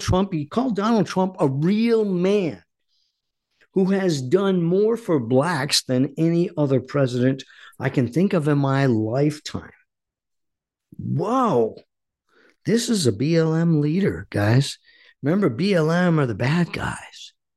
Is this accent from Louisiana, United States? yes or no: no; Warwick, Rhode Island, United States; also born or lived in Coventry, Rhode Island; I was born and raised in Rhode Island